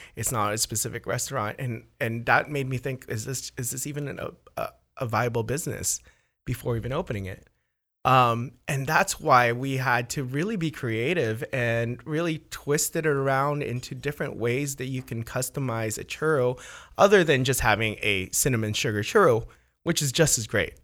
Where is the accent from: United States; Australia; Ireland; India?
United States; Orange County, California; also born or lived in Philippines; I grew up in Orange County. I love Orange County